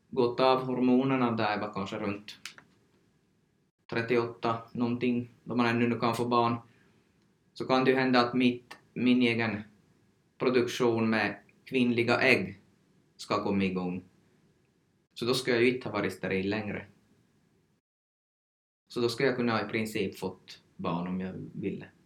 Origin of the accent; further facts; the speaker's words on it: Sweden; Så jag har tagit som svensk information, men då går det ju inte helt att applicera här heller på, på oss från Sverige.